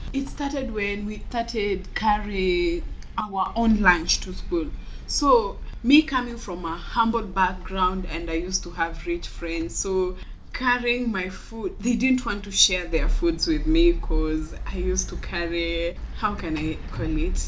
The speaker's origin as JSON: {"language": "English", "region": "Homa Bay County", "country": "Kenya", "said": "I'm 21 years old and I'm from Homa Bay County."}